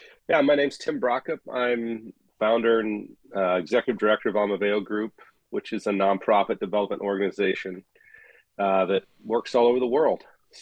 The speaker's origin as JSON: {"language": "English", "country": "Gabon", "tie": "born or raised there", "said": "I actually served overseas and ran a volunteer missions post in the country I grew up in Gabon."}